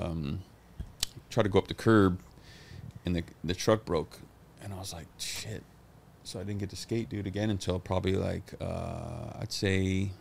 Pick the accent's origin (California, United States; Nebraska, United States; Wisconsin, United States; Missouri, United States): California, United States; San Francisco; born or raised there; also born or lived in Ann Arbor, Michigan